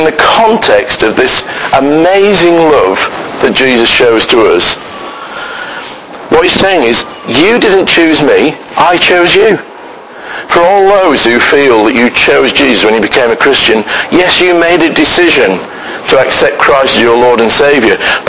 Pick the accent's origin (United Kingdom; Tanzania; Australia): United Kingdom; We are so British